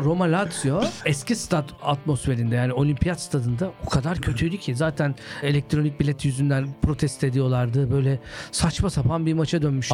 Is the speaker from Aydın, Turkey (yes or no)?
no; Antep, Gaziantep, Turkey; Ben küçükken Fenerbahçeliyim. Sokakta çok bir şey yok Antep'te